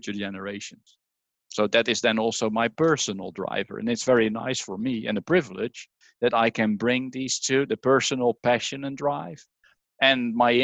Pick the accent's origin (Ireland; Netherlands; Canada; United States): Netherlands; English is a second language; moved away as an adult; also born or lived in Norwich, United Kingdom; Leiden University in the Netherlands, my home country, as you can hear